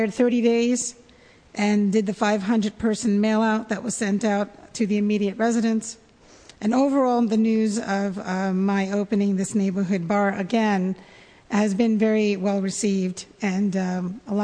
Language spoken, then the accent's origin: English; New York City, New York, United States; moved away as an adult; also born or lived in New Jersey; now in San Francisco, United States; I grew up in New York